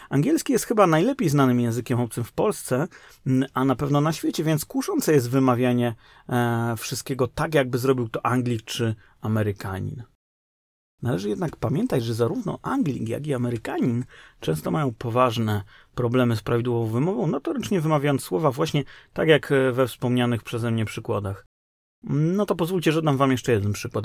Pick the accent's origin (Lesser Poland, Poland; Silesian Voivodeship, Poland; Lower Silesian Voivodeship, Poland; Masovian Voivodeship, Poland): Lesser Poland, Poland; Kraków; moved away; w Krakowie, skąd pochodzę